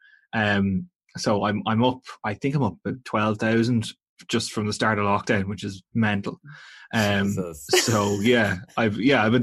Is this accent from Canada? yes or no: no; Navan, County Meath, Ireland; I'm from Navan in County Meath originally.